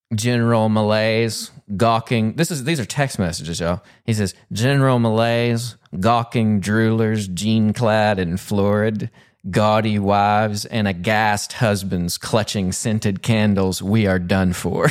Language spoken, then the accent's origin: English; Pumpkin Bend, Arkansas, United States; accent: Southern; now in Dallas, United States; I'm originally from Pumpkin Bend, Arkansas. So even though I live in Dallas now, still got that Pumpkin Bend accent.